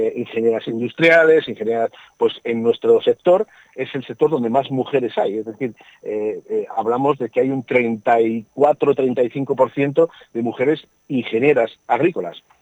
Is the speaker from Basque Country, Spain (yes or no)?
no; Burgos, Castile and León, Spain; yo soy de Burgos